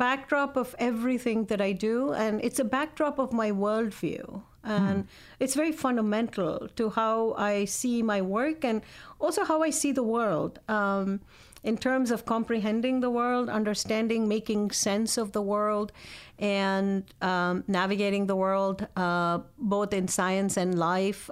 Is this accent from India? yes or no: yes; India; moved away; I grew up in India, and my parents are professors